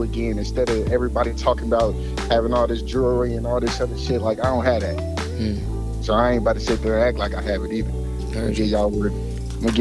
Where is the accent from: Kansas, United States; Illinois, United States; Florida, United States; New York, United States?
Kansas, United States; Topeka; now in Kansas City, United States; I'm from Topeka, Kansas. But I live in Kansas City, Missouri